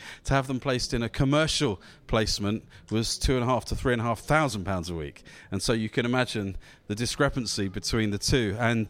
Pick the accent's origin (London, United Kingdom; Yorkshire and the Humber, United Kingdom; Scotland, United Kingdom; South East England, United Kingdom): South East England, United Kingdom; Southampton; I'm from Southampton